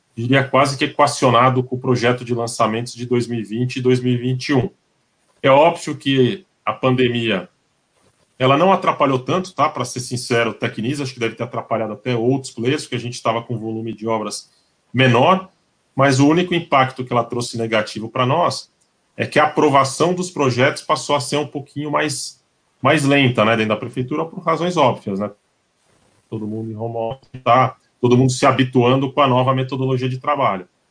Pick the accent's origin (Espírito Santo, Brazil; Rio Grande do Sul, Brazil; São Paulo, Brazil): São Paulo, Brazil; nós que somos paulistas